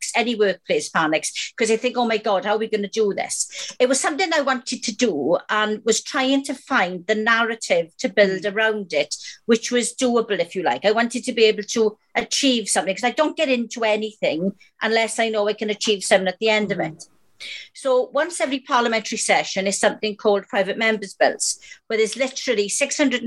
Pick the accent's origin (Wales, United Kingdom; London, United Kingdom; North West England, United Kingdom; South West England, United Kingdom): Wales, United Kingdom; I'm Welsh